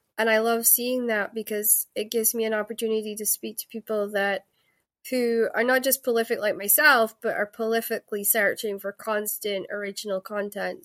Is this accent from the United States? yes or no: no; Scotland, United Kingdom; I'm Scottish